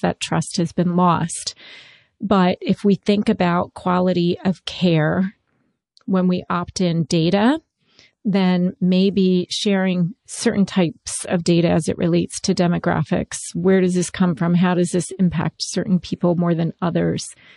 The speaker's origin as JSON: {"language": "English", "region": "Maryland", "country": "United States", "tie": "born or raised there", "said": "I grew up in Maryland during the Redskins heyday"}